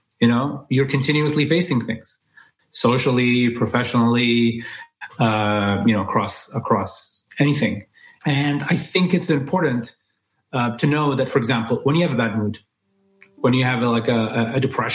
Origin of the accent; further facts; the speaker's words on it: Dubai, United Arab Emirates; moved away as an adult; also born or lived in New York; So I grew up in Dubai as this Emirati guy who speaks good English